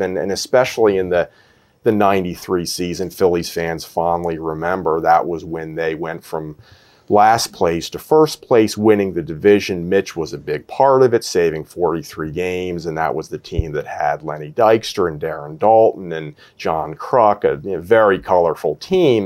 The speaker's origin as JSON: {"language": "English", "town": "Philadelphia", "region": "Pennsylvania", "country": "United States", "said": "I'm a, a, Philadelphian"}